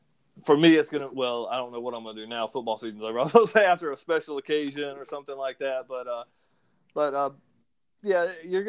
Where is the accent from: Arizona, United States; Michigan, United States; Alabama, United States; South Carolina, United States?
South Carolina, United States; Lancaster; my hometown, Lancaster, South Carolina.